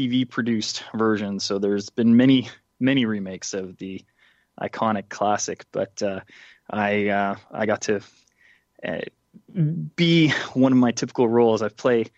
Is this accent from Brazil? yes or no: no; Canada; I'm from Canada